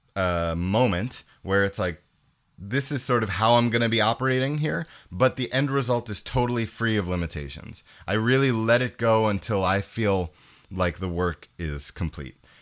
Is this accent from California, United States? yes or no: no; New York, United States; moved away as an adult; now in Montreal, Canada; I grew up in New York, so, um, I moved to Canada when I was eighteen.